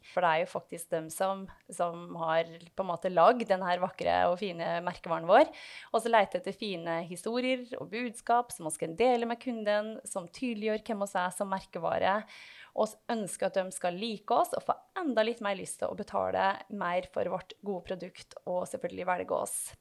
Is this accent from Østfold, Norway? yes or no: no; Otta, Innlandet, Norway; accent: Gudbrandsdal dialect; moved away; dialekta mi, som eh, du var inne på, den er jo fremdeles ganske tydelig på at jeg kommer fra et bredt dalføre i eh, Gudbrandsdalen, altså i Otta